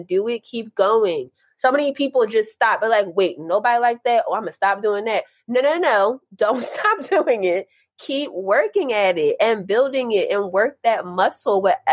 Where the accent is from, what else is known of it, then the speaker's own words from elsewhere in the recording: Philadelphia, Pennsylvania, United States; Philly and the culture of Philly, since that's my hometown.